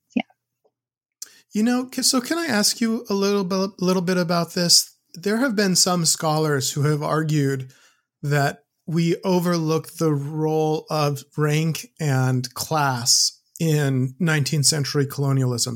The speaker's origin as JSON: {"language": "English", "country": "United States", "said": "as an American"}